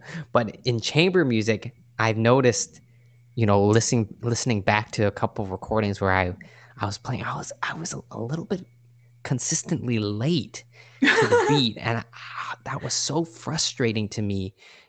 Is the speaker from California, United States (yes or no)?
yes; California, United States; I grew up playing Little League, and I grew up in the San Francisco Bay Area, so I went to Giants games all the time.